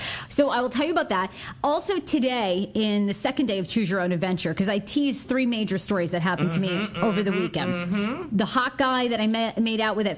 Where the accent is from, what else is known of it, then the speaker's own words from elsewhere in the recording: Wiscasset, Maine, United States; I grew up in Maine, in Little Wiscasset, Maine